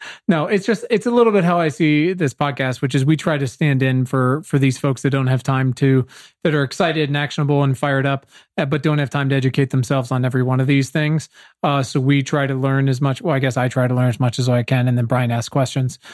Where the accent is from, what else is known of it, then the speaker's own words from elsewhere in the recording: Virginia, United States; I'm from Virginia